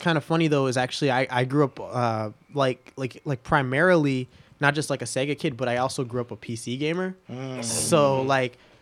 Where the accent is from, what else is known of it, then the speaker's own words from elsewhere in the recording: Boston, Massachusetts, United States; moved away as an adult; now in Fort Worth, United States; I'm from Boston originally, but about 3 years ago, I moved to Fort Worth, Texas.